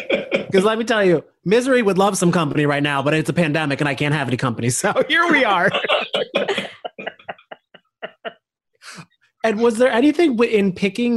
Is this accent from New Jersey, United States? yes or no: yes; New Jersey, United States; I'm from New Jersey